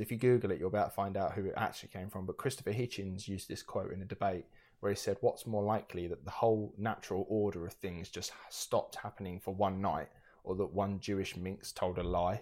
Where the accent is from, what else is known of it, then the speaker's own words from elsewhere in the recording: United Kingdom; we are British